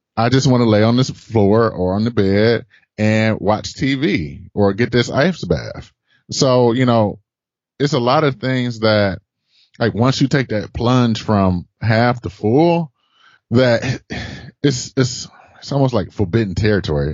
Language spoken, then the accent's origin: English; Detroit, Michigan, United States; also born or lived in Boston area / San Francisco area; now in San Francisco, United States; I'm originally from Detroit.